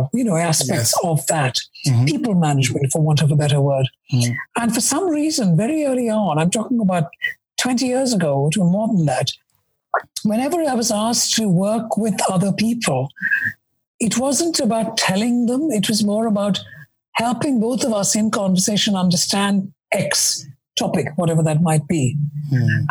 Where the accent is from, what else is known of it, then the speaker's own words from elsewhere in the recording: India; moved away as an adult; now in London, United Kingdom; I was born and brought up in India. I came to London in the 80s